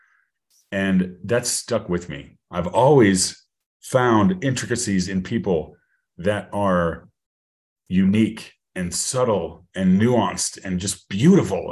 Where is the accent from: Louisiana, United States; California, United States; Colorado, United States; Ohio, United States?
Colorado, United States; I'm from Colorado. I'm a native of Colorado. Love it here